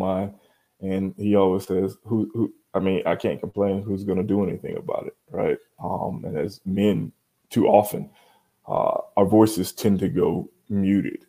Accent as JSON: {"language": "English", "town": "Miami", "region": "Florida", "country": "United States", "tie": "born or raised there", "said": "As a kid growing up in Miami, I was the only Black kid in an all-white Boy Scout troop"}